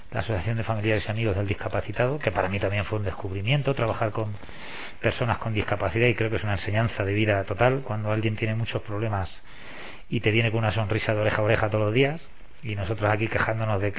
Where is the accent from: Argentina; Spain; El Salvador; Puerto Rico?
Spain; Castilla-La Mancha; digo, yo soy de la Mancha, de, Don Quijote de la Mancha, y todo el mundo sabe dónde está.